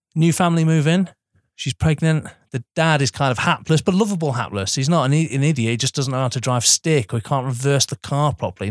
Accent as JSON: {"language": "English", "country": "United Kingdom", "said": "as British people"}